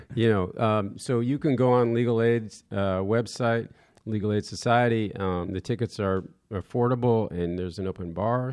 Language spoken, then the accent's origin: English; Westport, Connecticut, United States; I grew up in Westport, Connecticut